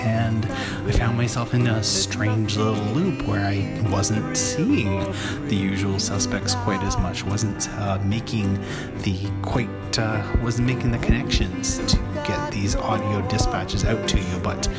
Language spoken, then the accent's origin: English; Toronto, Ontario, Canada; my hometown of Toronto, Canada.